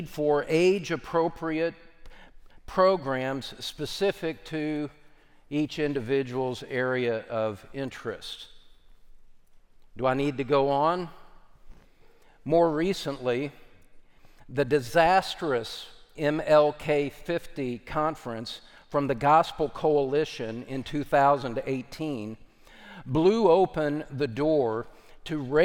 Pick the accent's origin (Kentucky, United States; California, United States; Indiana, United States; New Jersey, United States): Kentucky, United States; my home state of Kentucky